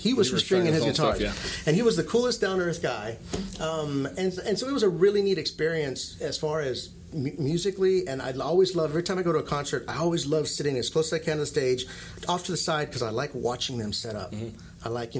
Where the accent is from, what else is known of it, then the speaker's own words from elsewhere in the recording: Italy; also born or lived in Hawaii / New Mexico; I became a man in Hawaii, but I grew up in Italy.